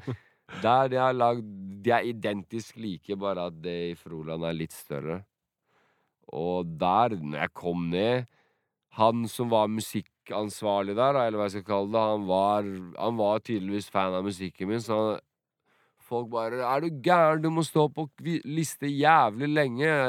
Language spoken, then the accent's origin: Norwegian; Drenica, Kosovo; now in Norway; Siden det er min første mann, Drenica-mann, det her det er der jeg er fra, i Kosovo.